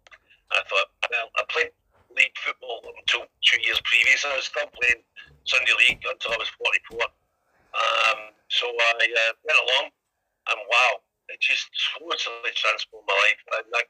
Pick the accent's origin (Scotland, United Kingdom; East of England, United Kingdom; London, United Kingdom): Scotland, United Kingdom; Glasgow; now in Liverpool, United Kingdom; I'm originally from Glasgow. I came to Liverpool 27 years ago. I've lived most of my time in Liverpool. I've moved around a little bit, but I've made Liverpool definitely my home.